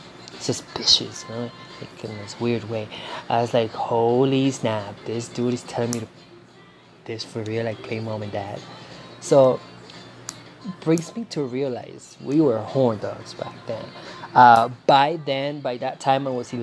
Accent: Venezuela; English is a second language; moved away; Growing up in Venezuela

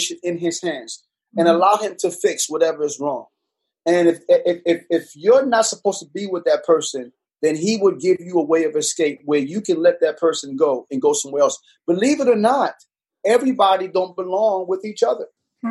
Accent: New York City, New York, United States; also born or lived in Panama / Virginia; now in Richmond, United States; I was born in Panama, raised in Brooklyn, New York, moved to Virginia, came to Richmond

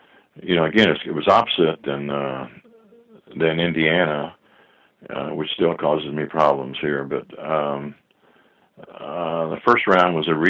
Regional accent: Scotland, United Kingdom; Where I grew up in Scotland, there was a naval base, and my mom used to take in ironing stuff.

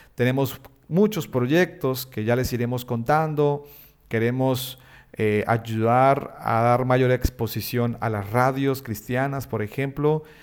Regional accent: Bucaramanga, Santander, Colombia; soy colombiano, nací en una ciudad llamada Bucaramanga, allí en Colombia.

